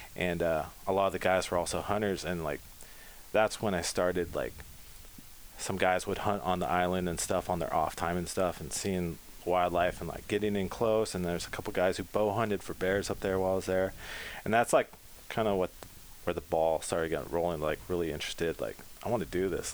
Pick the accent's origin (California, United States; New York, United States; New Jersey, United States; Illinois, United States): California, United States; Pacifica; blessed to be born in Pacifica